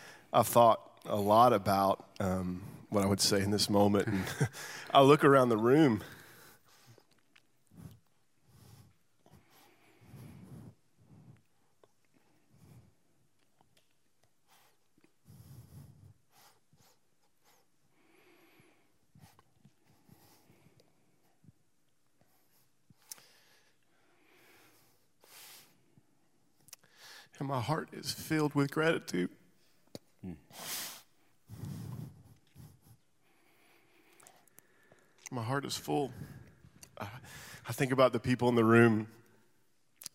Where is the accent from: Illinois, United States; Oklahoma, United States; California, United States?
Oklahoma, United States; Tulsa; moved away as an adult; now in Nashville, United States; We were raised in Oklahoma, Tulsa, Oklahoma, and I moved here when I was 19